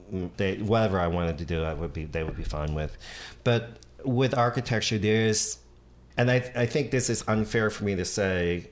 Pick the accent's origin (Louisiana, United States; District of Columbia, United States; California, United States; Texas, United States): District of Columbia, United States; Washington; moved away as an adult; also born or lived in Montgomery County, Maryland / San Francisco; now in New York, United States; I grew up in Washington, D.C.